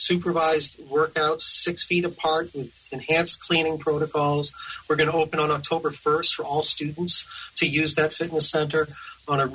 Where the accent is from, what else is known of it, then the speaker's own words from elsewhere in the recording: outside of Boston, Massachusetts, United States; moved away; also born or lived in Tennessee; growing up outside of Boston